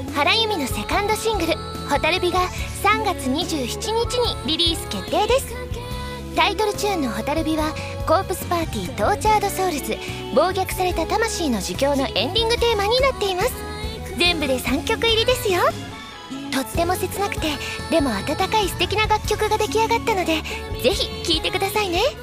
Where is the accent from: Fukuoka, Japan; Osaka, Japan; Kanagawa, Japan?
Osaka, Japan; moved away; でも私も昔大阪だとねなかなか降らなかったので雪の思い出ってなかなかなかったんですけれども